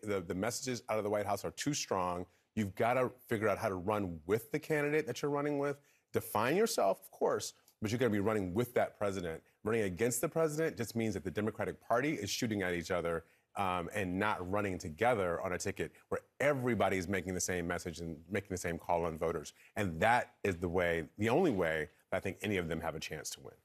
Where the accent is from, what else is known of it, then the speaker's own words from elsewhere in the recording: Michigan, United States; I'm from Michigan.